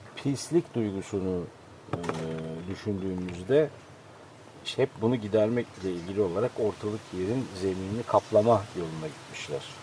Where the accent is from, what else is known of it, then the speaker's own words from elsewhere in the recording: İzmir, Turkey; Tabii ben orada büyüdüm. O suların içinde büyüdüm.